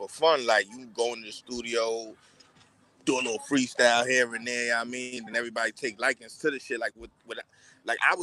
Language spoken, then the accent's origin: English; New York City, New York, United States; I grew up in the South Bronx, mostly